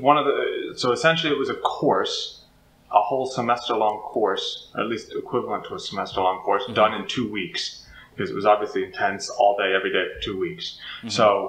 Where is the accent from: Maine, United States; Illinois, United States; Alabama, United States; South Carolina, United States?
Maine, United States; moved away as an adult; also born or lived in Boston / Ukraine / Russia; So I grew up in Maine